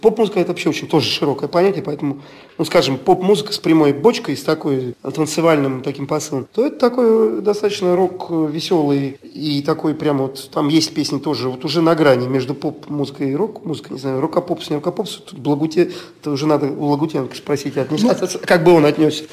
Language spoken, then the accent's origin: Russian; Estonia; Мы родились в Эстонии, да, допустим, родственников в России нет